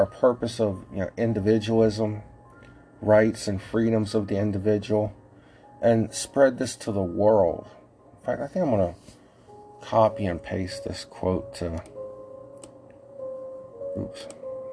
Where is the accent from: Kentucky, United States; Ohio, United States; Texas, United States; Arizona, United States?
Ohio, United States; accent: Ohio; my Ohio accent